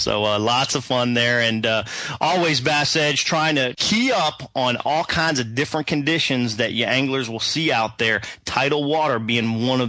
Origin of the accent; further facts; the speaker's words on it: East Coast, United States; moved away; I'm originally from the East Coast